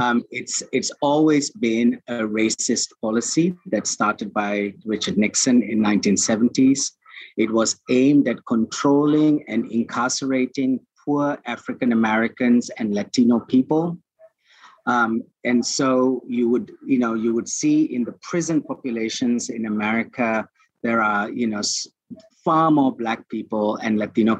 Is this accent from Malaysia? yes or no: yes; Malaysia